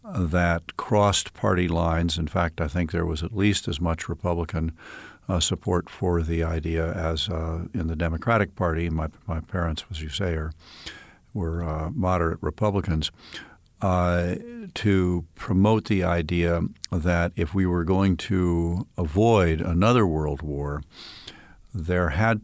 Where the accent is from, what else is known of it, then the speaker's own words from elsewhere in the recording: Cleveland, Ohio, United States; also born or lived in Dayton, United States; While I was a very young when we moved from Dayton, Ohio, which is in the southern part of the state, up to Cleveland